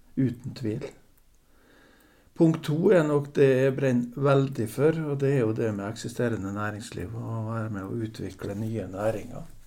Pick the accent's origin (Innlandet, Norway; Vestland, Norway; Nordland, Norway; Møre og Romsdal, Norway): Møre og Romsdal, Norway; Torvikbukt; moved away as an adult; now in Aukra, Norway; jeg er jo nordmøring, opprinnelig fra Torvik bukt. Og vokste opp